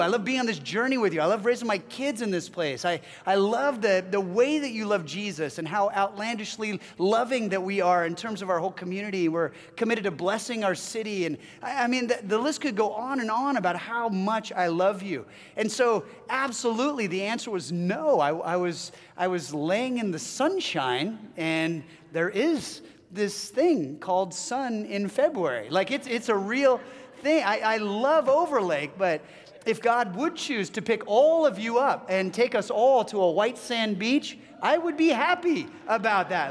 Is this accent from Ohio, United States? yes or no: no; Southern California, United States; moved away as an adult; my family and I hail from Southern California. That's where our family members still live